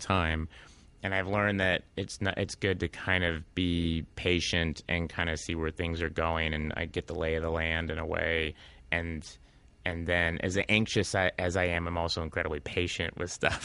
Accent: Tulsa, Oklahoma, United States; moved away; I came from Tulsa, Oklahoma

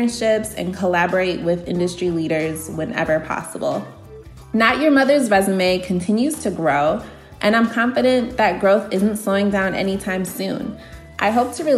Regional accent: Aurora, Illinois, United States; I'm from Aurora, Illinois in the Chicago suburbs

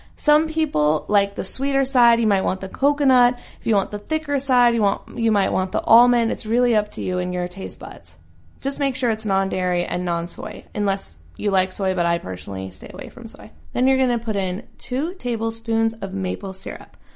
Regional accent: North Carolina, United States; now in Southern California, United States; North Carolina where I'm from

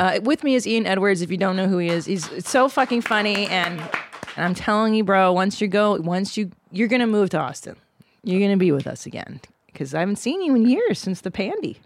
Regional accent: Canada; now in Los Angeles, United States; I was born in Canada

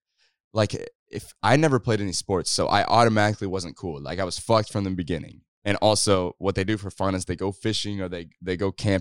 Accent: Kansas, United States; Like when I say I'm from Kansas, like I'm talking like straight movie shit. Like it takes me 15 minutes through the cornfields to get to a store.

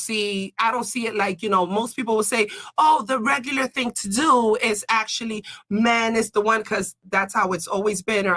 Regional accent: Miami, Florida, United States; I was born and raised here.

